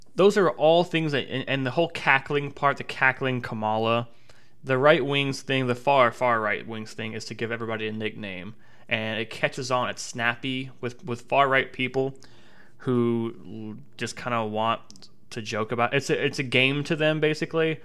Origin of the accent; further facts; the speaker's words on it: Tennessee, United States; moved away as an adult; now in Savannah, United States; my home state of Tennessee